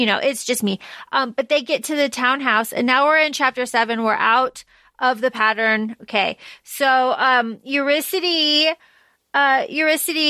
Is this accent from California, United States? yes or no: no; Florida, United States; we grew up in Florida